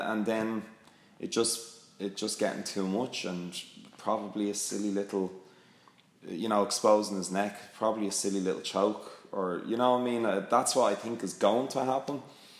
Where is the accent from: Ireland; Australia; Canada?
Ireland; I'm Irish, and I love all these Irish things, and I'm proud of where I come from